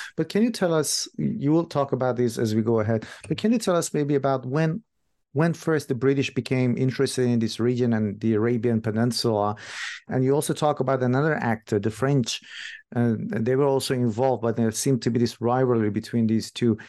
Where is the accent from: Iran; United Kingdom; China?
Iran; moved away as an adult; also born or lived in New Zealand; I'm originally from Iran myself